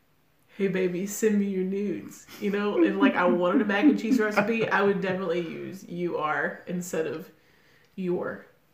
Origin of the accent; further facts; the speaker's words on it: Canada; I'm Canadian, and I'm weighing